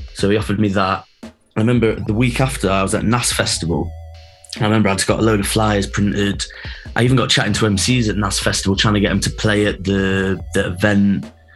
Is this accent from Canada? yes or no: no; Nottingham, East Midlands, United Kingdom; I'm from Nottingham